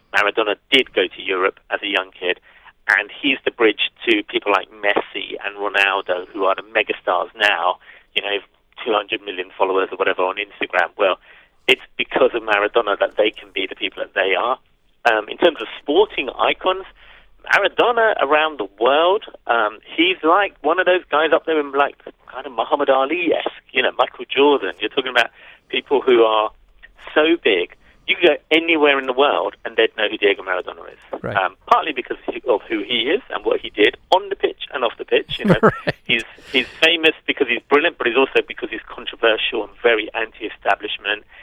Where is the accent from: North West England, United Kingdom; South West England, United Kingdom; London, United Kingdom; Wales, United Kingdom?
London, United Kingdom; I'm a North Londoner. I lived in and around Camden for about 10 years of my life. And so the story felt like a, a film about my hometown